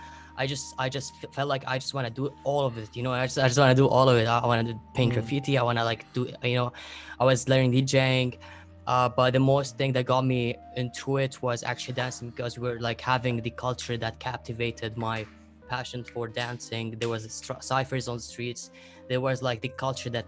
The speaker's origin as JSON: {"language": "English", "country": "Lebanon", "said": "I'm from Lebanon"}